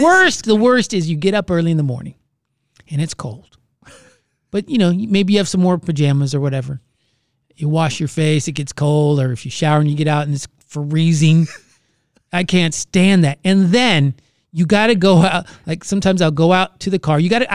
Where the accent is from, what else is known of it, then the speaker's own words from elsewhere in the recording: Orlando, Florida, United States; moved away; I was born in Orlando, Florida. Uh-huh. Lived there my whole life.